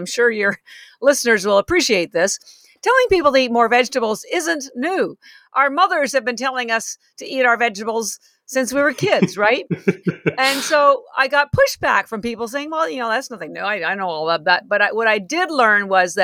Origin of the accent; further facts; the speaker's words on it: Canada; moved away as an adult; now in Boston, United States; I'm actually Canadian, although I have lived in Boston for 33 years.